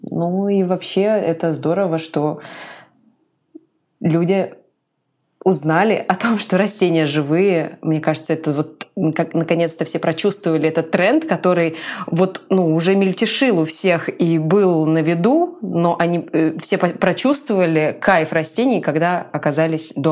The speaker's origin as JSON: {"language": "Russian", "town": "Komsomolsk-on-Amur", "region": "Khabarovsk Krai", "country": "Russia", "tie": "born or raised there", "also_born_or_lived": "Saint Petersburg", "said": "все детство и мы провели в зеленых квартирах, и в Комсомольске на Амуре, где я родилась, и в Хабаровске, где мы жили потом, и в Петербурге"}